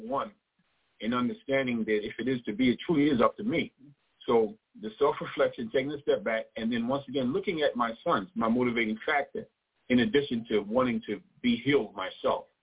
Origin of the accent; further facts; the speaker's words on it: New York City, New York, United States; I grew up in Brooklyn. as I said, I'm a New Yorker, native New Yorker